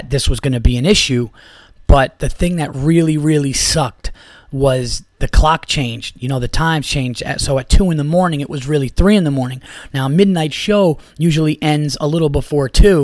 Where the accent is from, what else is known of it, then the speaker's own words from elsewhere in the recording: Yonkers, New York, United States; I was born in Yonkers, New York, guys. I was born in St. John's Riverside Hospital in Yonkers, New York